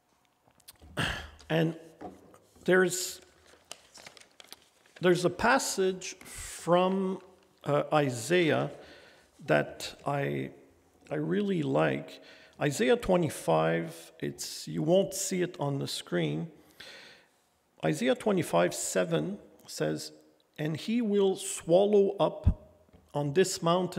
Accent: Gatineau, Quebec, Canada; when I was in CJEP in my hometown, Gatineau

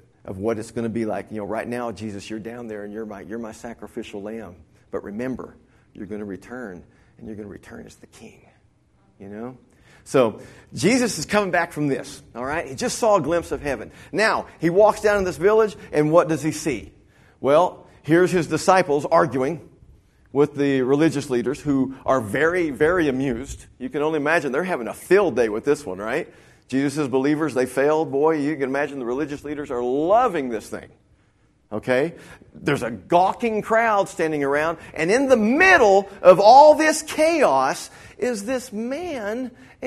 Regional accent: Dimmitt, Texas, United States; I grew up in Dimmitt, Texas, up in the panhandle

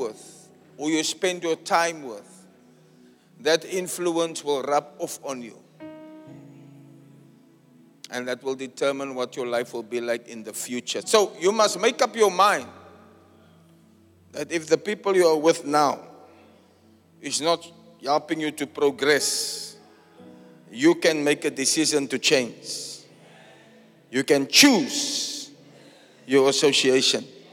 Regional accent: Cape Town, Western Cape, South Africa; My hometown, my home church.

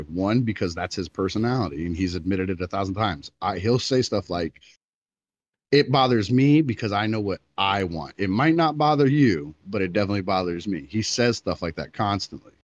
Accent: Florida, United States; I'm from Florida

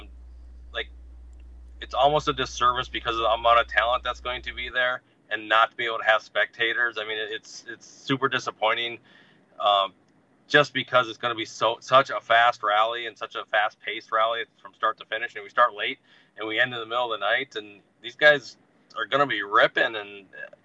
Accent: Northern Minnesota, United States; I'm from Northern Minnesota

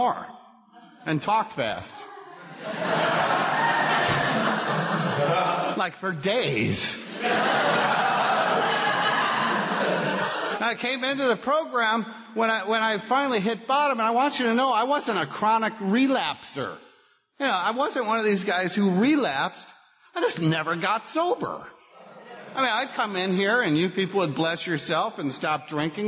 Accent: Buffalo, New York, United States; I grew up in Buffalo

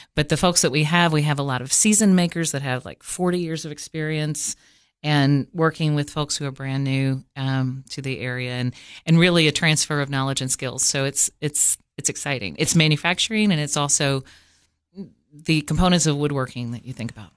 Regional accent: Cookeville, Tennessee, United States; also born or lived in Washington, D.C. / Los Angeles; I was born in Cookville and raised mostly here. I went to five different high schools and moved around

